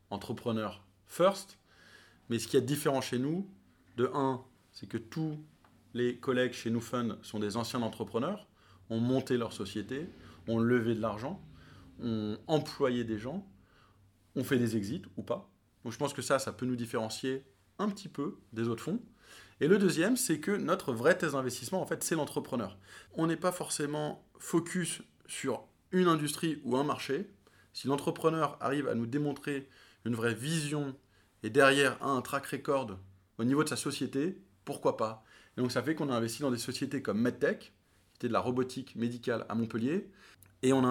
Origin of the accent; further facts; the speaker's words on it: New York, United States; J'ai grandi aux États-Unis, hein. ça c'est la faute de mes parents qui m'ont emmené là-bas quand j'étais ado.